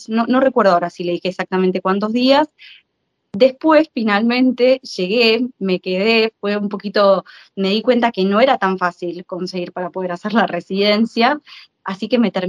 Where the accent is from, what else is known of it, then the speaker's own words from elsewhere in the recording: Argentina; moved away as an adult; now in Modena, Italy; soy periodista argentina. Eh, trabajé en la Argentina varios, bueno, 10 años en, medios eh, y actualmente estoy viviendo en Italia